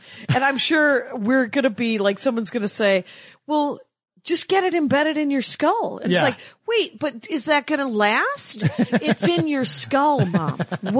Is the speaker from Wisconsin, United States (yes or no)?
yes; outside of Milwaukee, Wisconsin, United States; moved away as an adult; also born or lived in Madison / Minneapolis; But in 90, I moved to Minneapolis. And I'm from outside of Milwaukee. I'm from in between Milwaukee and Illinois.